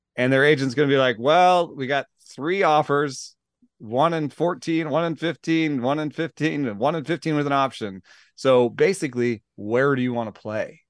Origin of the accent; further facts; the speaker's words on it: Atlanta, Georgia, United States; I grew up in Atlanta